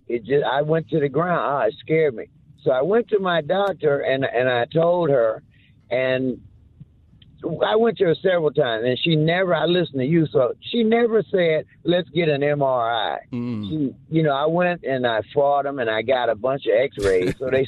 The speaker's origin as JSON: {"language": "English", "town": "New Orleans", "region": "Louisiana", "country": "United States", "tie": "born or raised there", "said": "In New Orleans. My daddy worked at Kaiser Aluminum for 41 years."}